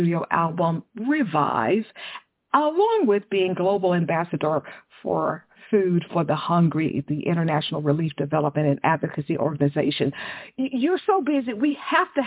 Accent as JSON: {"language": "English", "town": "Dallas", "region": "Texas", "country": "United States", "tie": "born or raised there", "said": "I grew up in Dallas"}